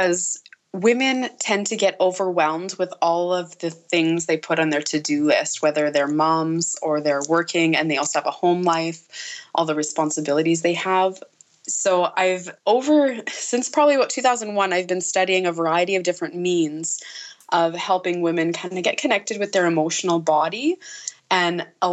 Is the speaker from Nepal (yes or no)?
no; Nipawin, Saskatchewan, Canada; my hometown here in Nipawin